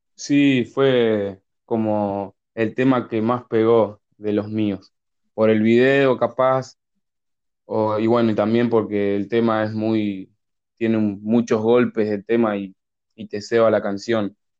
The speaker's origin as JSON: {"language": "Spanish", "town": "Berazategui", "region": "Buenos Aires Province", "country": "Argentina", "said": "Yo soy de Buenos Aires, una ciudad llamada Verazatei, en el sur de Buenos Aires"}